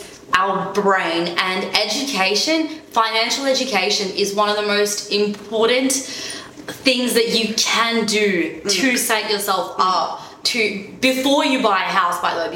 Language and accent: English; Omsk, Omsk Oblast, Russia; now in Australia; in Russia anyway, in Omsk, where I'm from